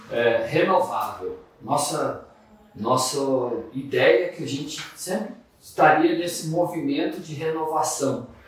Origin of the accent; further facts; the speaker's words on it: Cuiabá, Mato Grosso, Brazil; also born or lived in Várzea Grande; Bom dia, eu sou lá de Cuiabá